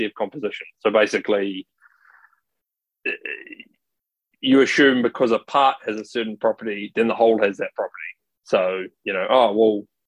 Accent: New Zealand; now in Australia; I think of myself as a Kiwi

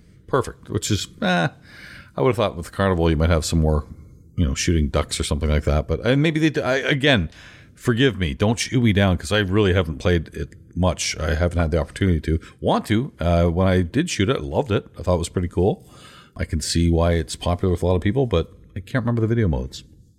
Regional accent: South Dakota, United States; Even though I'm from South Dakota, I am very familiar with Tim Hortons from my time in the Army.

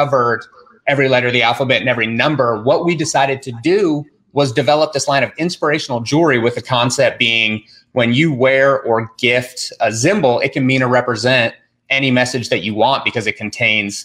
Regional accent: Durango, Colorado, United States; we're from Durango, Colorado. It's like southwestern corner of Colorado

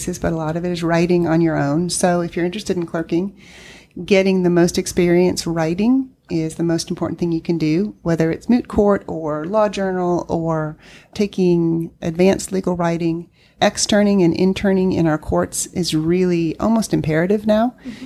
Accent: Northern Virginia, United States; also born or lived in California; now in North Carolina, United States; I grew up in Northern Virginia

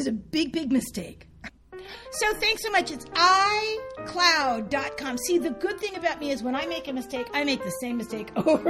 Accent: Santa Fe, United States; I grew up in Santa Fe, a little tiny town

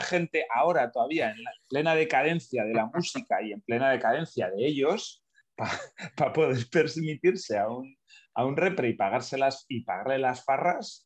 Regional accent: Basque Country, Spain; de pequeño he vivido eh, eh, en entorno nacionalista, ¿no? en entorno Basque Country

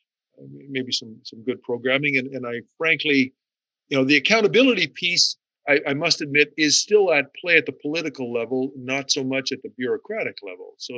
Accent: Sioux Lookout, Ontario, Canada; moved away; my hometown of Sioux Lookout

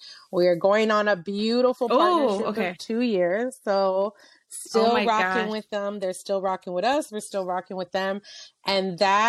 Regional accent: San Francisco, California, United States; the Macy's that, you know, I grew up looking at in San Francisco

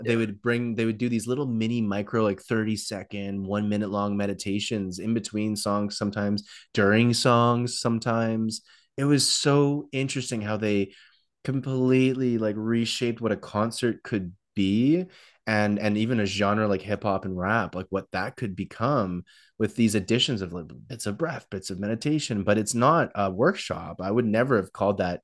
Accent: Toronto, Ontario, Canada; Growing up in Toronto

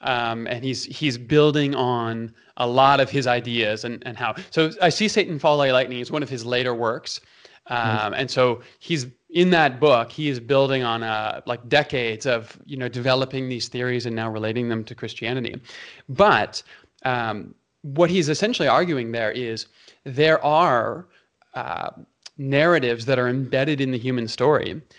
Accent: Toronto, Ontario, Canada; also born or lived in Calgary; in Canada, you have Leafs fans and you have Flames fans. I'm from Toronto and Calgary, right?

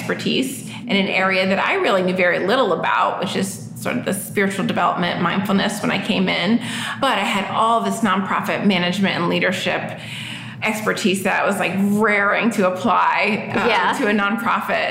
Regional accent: Florida, United States; moved away as an adult; also born or lived in New York; now in Virginia, United States; I'm originally from New York. I grew up in Florida, and I moved to Virginia about 18 years ago.

